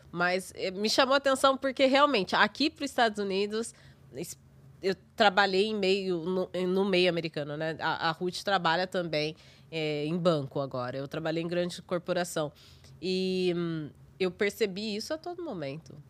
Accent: Brazil; moved away as an adult; now in New York, United States; eu sou brasileira

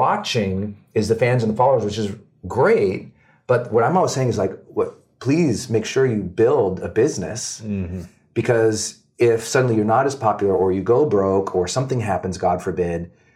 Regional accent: Montana, United States; Growing up in Montana, we just had nothing

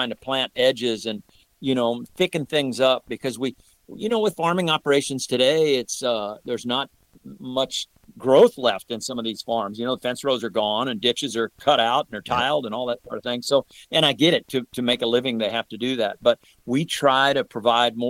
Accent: St. Louis, Missouri, United States; have been growing up in the St. Louis area

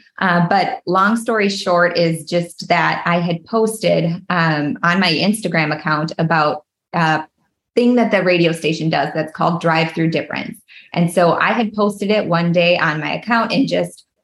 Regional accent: Minnesota, United States; I am born and raised Minnesota girl. We were just talking about, a lot of people can hear that in my accent, and I just can't help it.

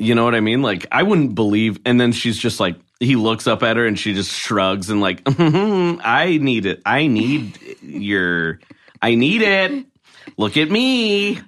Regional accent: Oregon, United States; I'm from Oregon

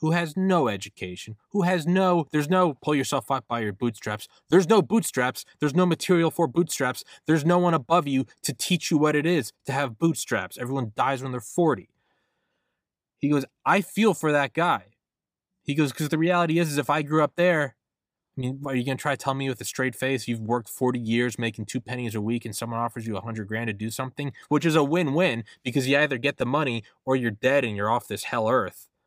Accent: New England, United States; I'm from New England

